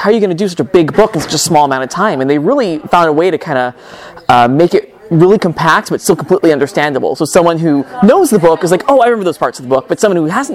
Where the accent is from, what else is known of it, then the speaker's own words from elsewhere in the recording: Murrieta, California, United States; also born or lived in Fullerton, California; I grew up in Murrieta, California, doing theater in high school over there